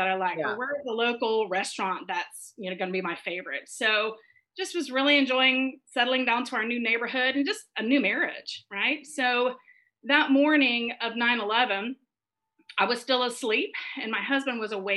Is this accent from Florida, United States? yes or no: yes; Florida, United States; moved away as an adult; now in New York City, United States; I'm actually from Florida originally, and I moved up to New York City in 1993 when I was 23 years old, and I've lived there ever since.